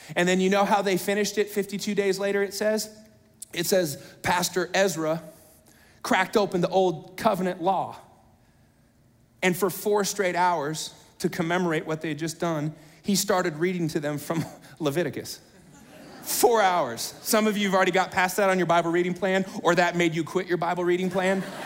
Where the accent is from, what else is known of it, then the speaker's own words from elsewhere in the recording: United States; I'm an American.